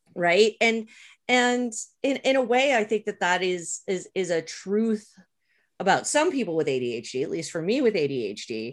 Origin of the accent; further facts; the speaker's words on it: Montreal, Quebec, Canada; growing up where I did in Montreal when I did